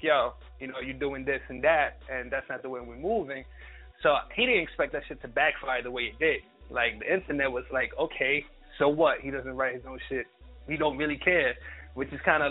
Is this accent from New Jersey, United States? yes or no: yes; Jersey City, New Jersey, United States; I'm from New Jersey, Jersey City, 401